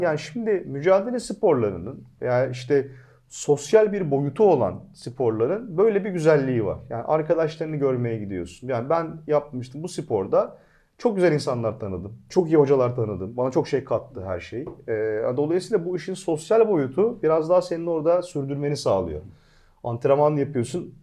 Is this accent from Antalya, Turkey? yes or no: yes; Antalya, Turkey; moved away as an adult; also born or lived in Ankara; Antalya'dan ben hani ortaokul, e, ilkokul, ortaokul, lise hiç vasıta kullanmadım. yürüyerek gelip gittim.